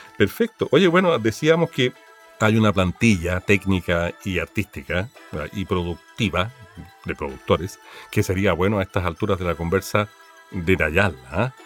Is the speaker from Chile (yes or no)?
yes; Valparaíso, Chile; Yo me crié harto en el Cerro Alegre. Yo nací en Playa Ancha